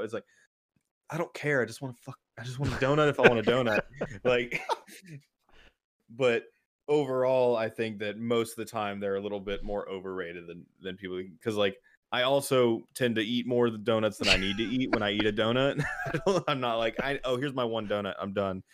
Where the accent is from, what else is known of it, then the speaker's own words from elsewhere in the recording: Florida, United States; moved away; growing up in Florida for a while